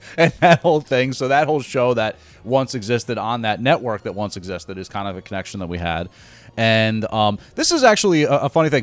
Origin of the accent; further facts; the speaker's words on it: Glen Ridge, New Jersey, United States; Glen Ridge, which is my hometown